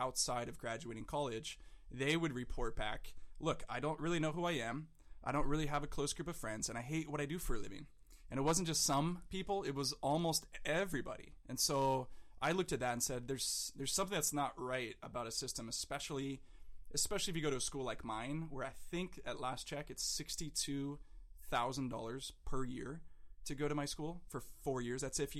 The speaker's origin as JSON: {"language": "English", "area": "South Orange County", "region": "California", "country": "United States", "tie": "born or raised there", "lives_now": "San Diego, United States", "said": "Was born and raised in South Orange County"}